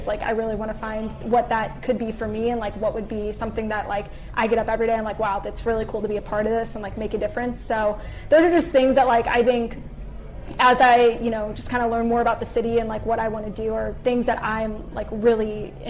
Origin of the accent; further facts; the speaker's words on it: St. Louis, Missouri, United States; moved away as an adult; also born or lived in Columbia, Missouri; now in Kansas City, United States; growing up in St. Louis, we used to live next door to Dexter McCleon